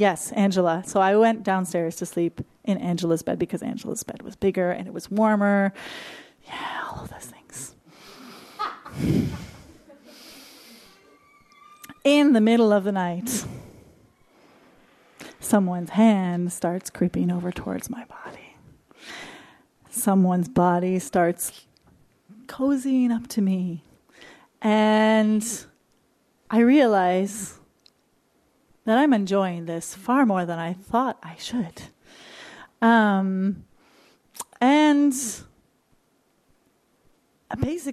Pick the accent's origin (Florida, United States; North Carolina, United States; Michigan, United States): Michigan, United States; I grew up in Bible Belt, Michigan